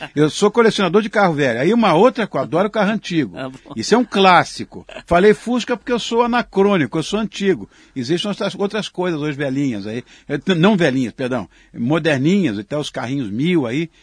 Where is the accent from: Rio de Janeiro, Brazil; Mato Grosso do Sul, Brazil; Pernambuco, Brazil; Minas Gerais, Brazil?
Rio de Janeiro, Brazil; Quando eu era garoto, imagina, em Copacabana